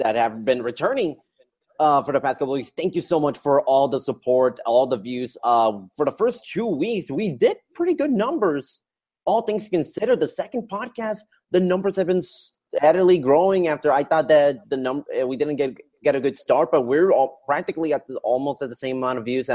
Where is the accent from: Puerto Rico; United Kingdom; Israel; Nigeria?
Puerto Rico; moved away; I'm from Puerto Rico.